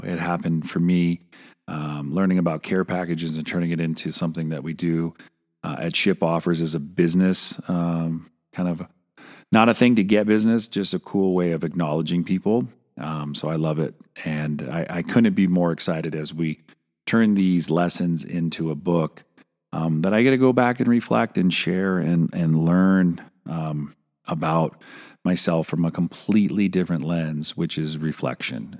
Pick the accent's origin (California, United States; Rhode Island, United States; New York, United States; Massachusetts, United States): California, United States; Santa Cruz; Oh, Santa Cruz